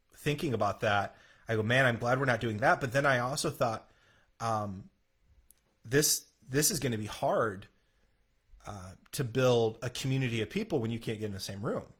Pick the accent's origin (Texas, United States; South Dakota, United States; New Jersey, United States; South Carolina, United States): South Dakota, United States; moved away; growing up in South Dakota